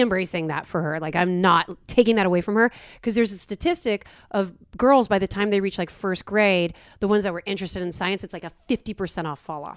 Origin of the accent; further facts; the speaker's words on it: New York, United States; also born or lived in Los Angeles; now in Austin, United States; I am from New York